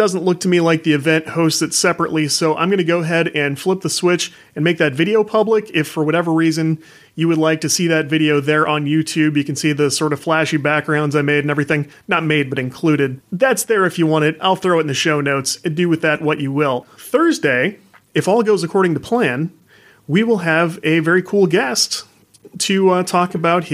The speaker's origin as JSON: {"language": "English", "town": "St. Louis", "region": "Missouri", "country": "United States", "said": "I'm from the St. Louis area. There's not a booming game industry market here"}